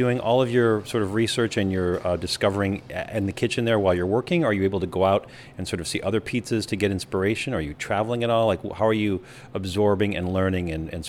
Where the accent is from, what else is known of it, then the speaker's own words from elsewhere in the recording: Minnesota, United States; my Shakey's experience as a kid in Minnesota.